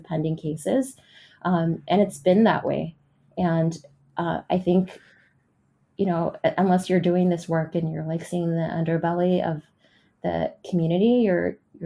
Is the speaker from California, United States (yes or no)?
yes; San Francisco, California, United States; I grew up in San Francisco